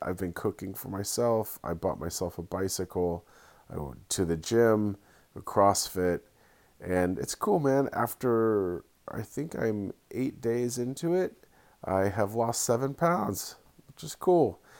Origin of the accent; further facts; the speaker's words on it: Santa Cruz, California, United States; my hometown, Santa Cruz